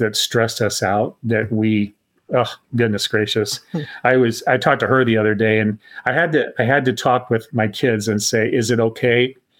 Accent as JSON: {"language": "English", "town": "Tuscola", "region": "Illinois", "country": "United States", "tie": "born or raised there", "said": "But I grew up in Tuscola, Illinois."}